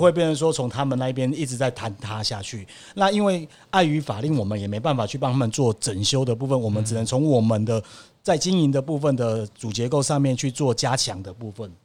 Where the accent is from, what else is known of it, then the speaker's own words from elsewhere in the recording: Kaohsiung, Taiwan; 其实我是在附近长大的小孩子